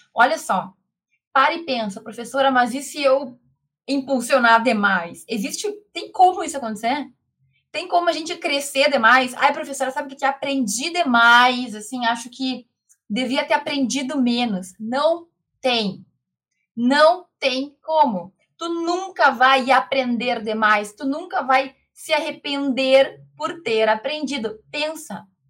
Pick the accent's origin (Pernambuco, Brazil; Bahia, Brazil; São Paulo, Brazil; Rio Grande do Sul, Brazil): Rio Grande do Sul, Brazil; moved away as an adult; also born or lived in Santa Maria; now in Santa Catarina, Brazil; Eu sou gaúcha, moro... Hoje não moro mais lá no Rio Grande do Sul, moro em Santa Catarina